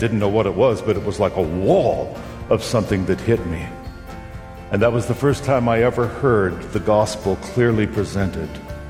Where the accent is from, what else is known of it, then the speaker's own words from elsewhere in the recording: Long Beach, California, United States; That Sunday, we drove from my hometown, Long Beach, California